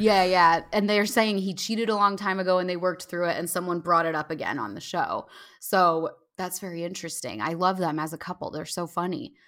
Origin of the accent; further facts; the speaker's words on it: Jersey Shore, New Jersey, United States; accent: Valley Girl; I'm from the Jersey Shore